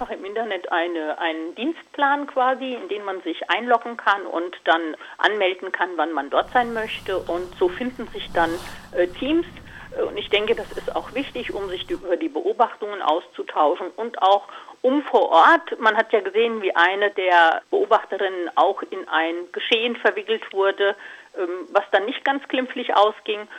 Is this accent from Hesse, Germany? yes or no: yes; Hesse, Germany; Also ich bin hier sehr naturverbunden im Vogelsberg aufgewachsen